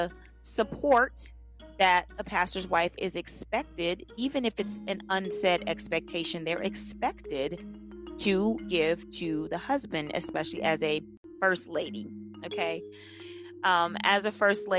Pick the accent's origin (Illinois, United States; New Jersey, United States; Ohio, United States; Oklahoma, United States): Oklahoma, United States; Tulsa; moved away as an adult; now in Los Angeles, United States; I'm from Tulsa, Oklahoma. I moved out of Tulsa when I was 19 because I wanted to come